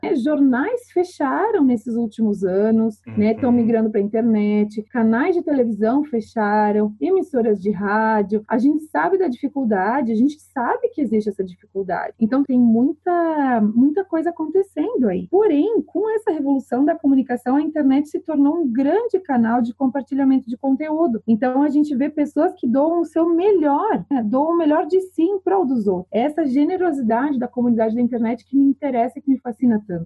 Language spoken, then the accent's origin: Portuguese; Brazil; also born or lived in France; eu sou brasileira